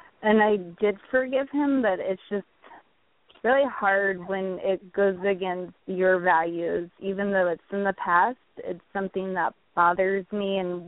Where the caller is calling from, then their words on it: California, United States; Northern California.